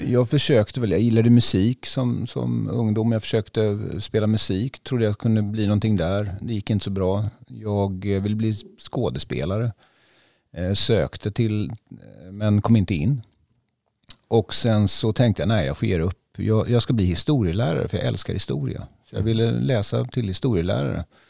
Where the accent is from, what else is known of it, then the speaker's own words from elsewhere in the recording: Västervik, Kalmar County, Sweden; now in Stockholm, Sweden; jag är ju född i Västervik och har barndomskompisar här